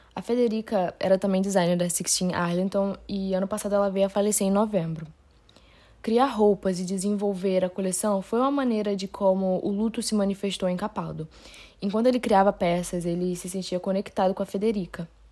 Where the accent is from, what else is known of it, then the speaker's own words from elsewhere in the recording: Rio de Janeiro, Brazil; eu não sou paulista, eu sou do Rio de Janeiro